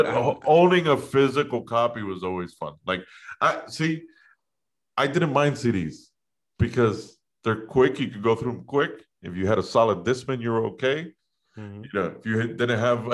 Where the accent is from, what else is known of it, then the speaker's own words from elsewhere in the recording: Miami, Florida, United States; also born or lived in Gainesville, Florida; when I came back to Miami from Gainesville, I only stayed at home for like a year and then I moved out.